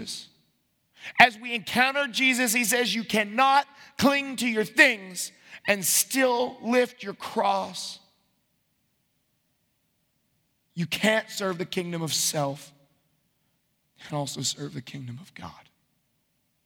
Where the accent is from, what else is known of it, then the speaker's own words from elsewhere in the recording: United States; as American Christians